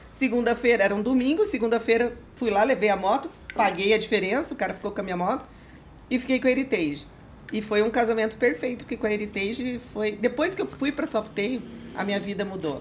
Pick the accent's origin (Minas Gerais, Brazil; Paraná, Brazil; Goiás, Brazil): Paraná, Brazil; Curitiba; de Curitiba, sou nascida em Curitiba